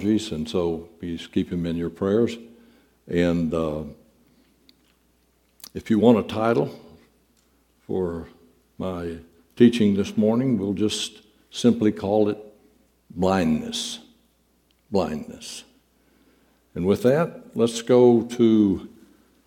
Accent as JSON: {"language": "English", "region": "Southeast Texas", "country": "United States", "tie": "born or raised there", "said": "when we were youngsters growing up in Southeast Texas"}